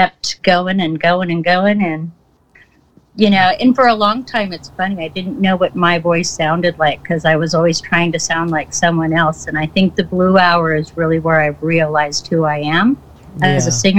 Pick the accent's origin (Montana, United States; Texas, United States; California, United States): Montana, United States; moved away as an adult; now in Seattle, United States; I'm from Montana, a very small town in Montana